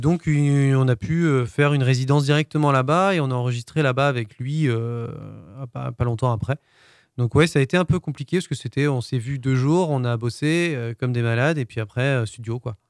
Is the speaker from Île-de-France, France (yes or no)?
no; Brest, Brittany, France; moved away as an adult; also born or lived in Le Mans; Je viens de Brest.